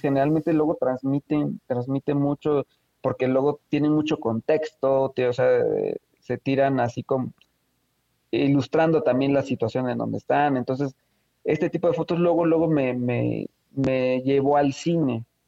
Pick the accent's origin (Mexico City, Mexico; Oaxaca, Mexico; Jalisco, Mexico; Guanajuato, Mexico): Oaxaca, Mexico; Yo soy de Oaxaca, eh, de la ciudad de Oaxaca